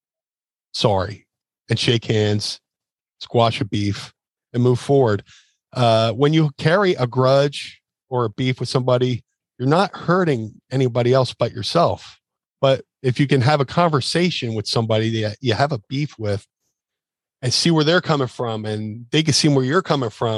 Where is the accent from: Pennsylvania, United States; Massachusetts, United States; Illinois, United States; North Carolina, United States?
Pennsylvania, United States; Philadelphia; my hometown, because I debuted for ECW in Philly